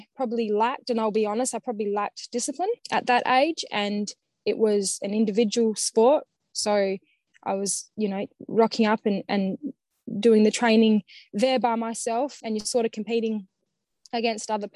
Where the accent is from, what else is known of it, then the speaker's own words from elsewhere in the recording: Perth, Western Australia, Australia; also born or lived in Bunbury; I would have been 8 years old, I think year four. So my parents divorced, and then we moved from Bunbury to Perth.